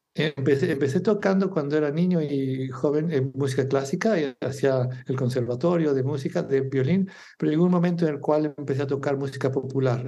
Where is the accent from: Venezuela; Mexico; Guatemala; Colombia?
Mexico; moved away as an adult; also born or lived in England / Singapore / Spain; now in Barcelona, Spain; soy mexicano